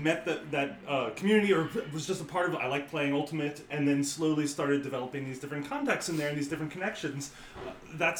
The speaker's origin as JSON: {"language": "English", "area": "Bucks County", "region": "Pennsylvania", "country": "United States", "tie": "born or raised there", "said": "I grew up in Bucks County"}